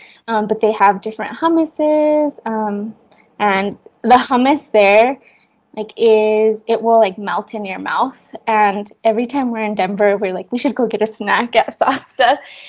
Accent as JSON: {"language": "English", "region": "Chihuahua", "country": "Mexico", "tie": "born or raised there", "lives_now": "United States", "said": "And I'm originally from Mexico. I was born in Chihuahua, Mexico."}